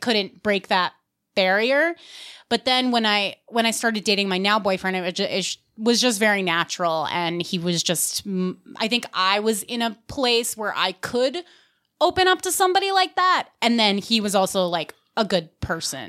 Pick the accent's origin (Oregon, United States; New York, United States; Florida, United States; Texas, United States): New York, United States; Westchester; I'm from New York